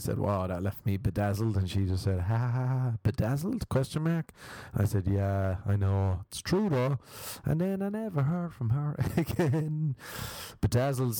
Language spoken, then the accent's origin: English; Ireland; now in Los Angeles, United States; We're Irish